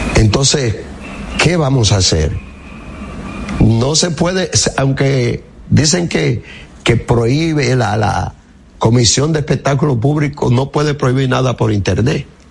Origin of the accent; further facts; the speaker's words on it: Higüey, La Altagracia, Dominican Republic; moved away; Yo voy mucho a Higüey. En mi pueblo y es mi pueblo que adoro